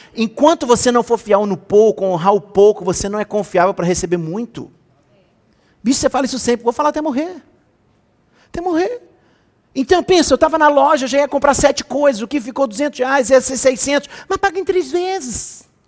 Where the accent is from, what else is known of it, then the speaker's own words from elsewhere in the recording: Rio de Janeiro, Brazil; eu sou carioca, eu sou do pagode